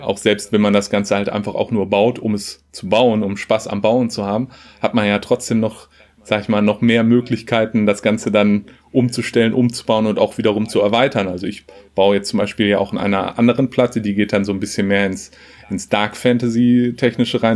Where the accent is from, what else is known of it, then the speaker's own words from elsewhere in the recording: Lüdinghausen, North Rhine-Westphalia, Germany; also born or lived in Hannover / Hamburg; ich komme aus Lüdinghausen äh, im schönen Münsterland zwischen Dortmund und Münster, habe aber auch in Hannover gewohnt